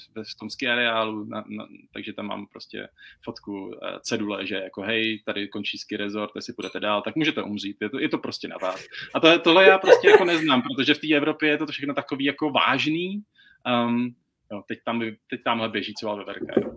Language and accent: Czech; Czechia; moved away as an adult; now in Canada; já jsem byl zvyklý z Česka si prostě vyjít do lesu